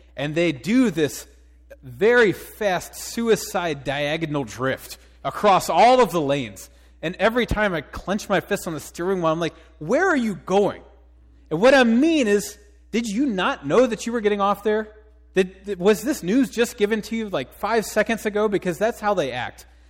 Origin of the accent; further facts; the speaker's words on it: Cincinnati, Ohio, United States; moved away; I'm from Cincinnati